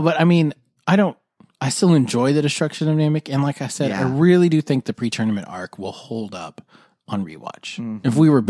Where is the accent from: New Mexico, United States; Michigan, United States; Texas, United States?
New Mexico, United States; Albuquerque; I'm not going to give your last name, but you know who you are. And I'm from Albuquerque, New Mexico.